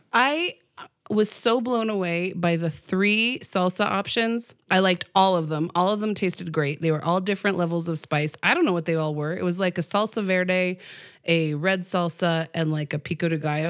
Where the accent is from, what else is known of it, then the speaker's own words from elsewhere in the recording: Pueblo, Colorado, United States; I grew up in Pueblo